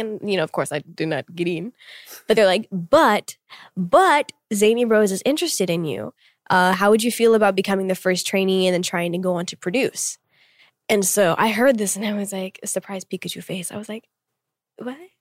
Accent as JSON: {"language": "English", "town": "Tulsa", "region": "Oklahoma", "country": "United States", "tie": "born or raised there", "moved": "as an adult", "lives_now": "Seoul, South Korea", "said": "being born and raised there for 21 years"}